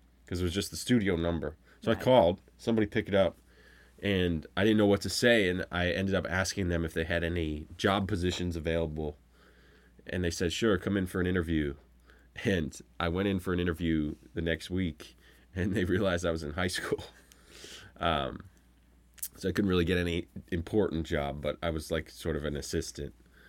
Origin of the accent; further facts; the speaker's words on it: Pennsylvania, United States; I grew up in Pennsylvania.